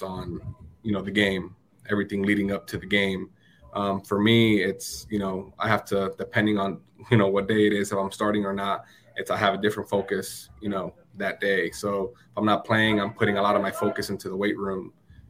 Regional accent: Orlando, Florida, United States; also born or lived in Miami / Puerto Rico; growing up in Orlando and just being with so many, you know, Hispanics, and then going to school in Miami with Cubans

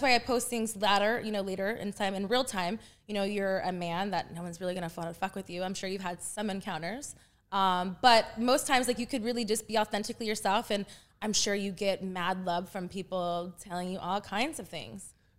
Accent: Texas, United States; moved away as an adult; also born or lived in Panama; now in California, United States; I was born in Panama, and then I was raised in Texas from three to twenty-one

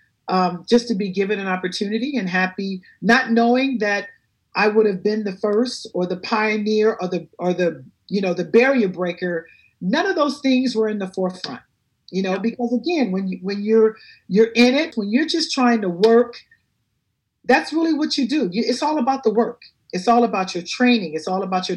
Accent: Compton, California, United States; I grew up in Compton in the inner city

